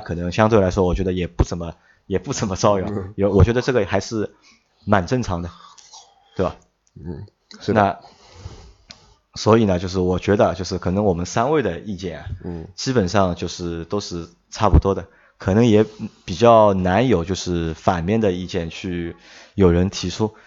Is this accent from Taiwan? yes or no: no; China; 我们中国人的传统